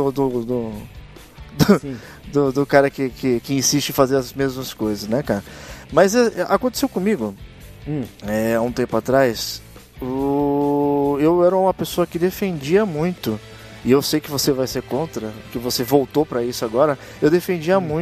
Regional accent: São Paulo, Brazil; pra quem não sabe, tanto eu quanto o Cris, nós somos da Baixada Santista, tá?

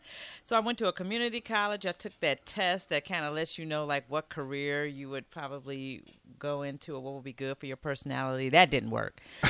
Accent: Chicago, Illinois, United States; also born or lived in Dolton, Illinois; Grew up in Chicago, suburban area of Chicago.

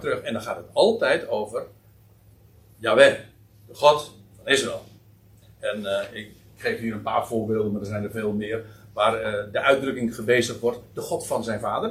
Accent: Netherlands; Wij als Nederlanders

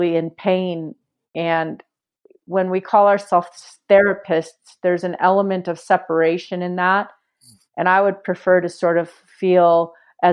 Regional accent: Walnut Creek, California, United States; I grew up in Walnut Creek

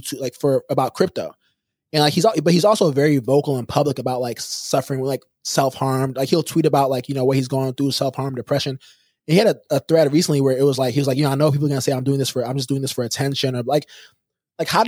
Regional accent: Houston, Texas, United States; we're both from Houston

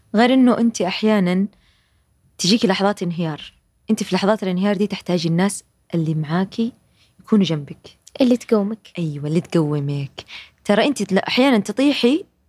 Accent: Jeddah, Makkah Province, Saudi Arabia; moved away; احنا عندنا في جده وفي الغربيه

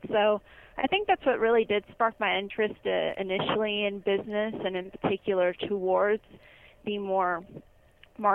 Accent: Simi Valley, California, United States; I grew up in Simi Valley, California, pretty much my whole life. I was born in 1992, so I'm 23 years old, and it's a really nice place to be.

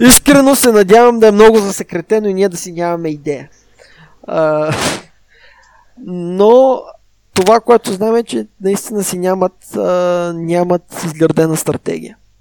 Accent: Southern Bulgaria, Bulgaria; аз съм от Южна България

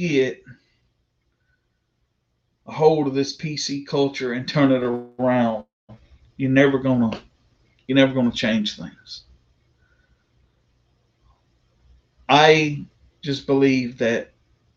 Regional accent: the South, United States; I'm a proud Southerner. I was born and raised in the South.

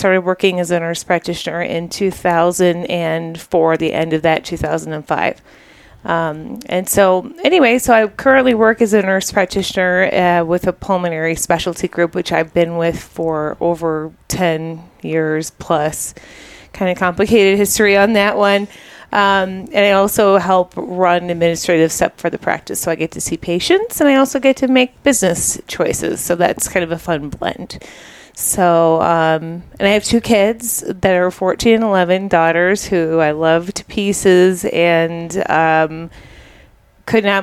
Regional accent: Chicago, Illinois, United States; also born or lived in Goshen, Indiana; I grew up in Chicago suburbs also

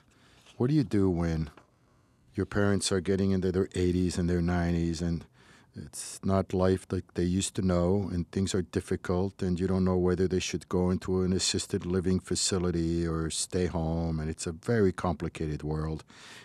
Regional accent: Casablanca, Casablanca-Settat, Morocco; it's funny because I was raised in Morocco, in Casablanca, and in the Sephardic community that I knew

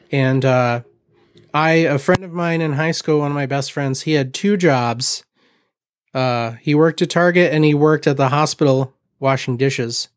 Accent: Mishawaka, Indiana, United States; also born or lived in Portland; I am originally from Mishawaka, born and raised

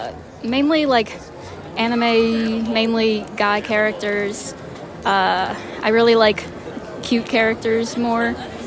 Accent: Moore, Oklahoma, United States; I'm from Moore, Oklahoma.

